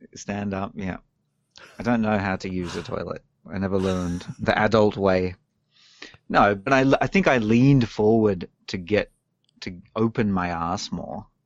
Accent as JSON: {"language": "English", "country": "Australia", "moved": "as an adult", "lives_now": "Japan", "said": "I come from Australia where we drive on the left"}